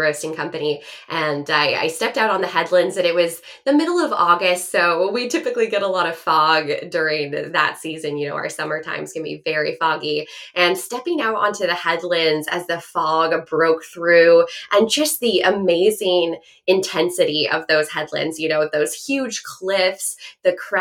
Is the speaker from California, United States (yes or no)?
no; Bend, Oregon, United States; moved away as an adult; now in Fort Bragg, United States; I grew up in Bend, Oregon. That's where I lived all my life.